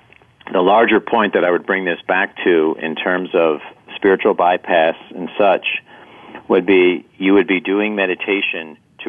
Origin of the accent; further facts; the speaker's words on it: East Coast, United States; My friend moves to California, and I'm from the East Coast.